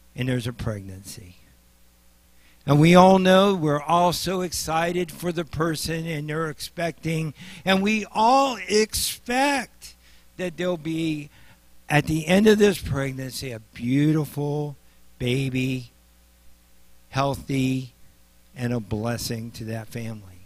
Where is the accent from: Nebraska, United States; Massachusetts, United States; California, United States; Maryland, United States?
Nebraska, United States; I'm from Nebraska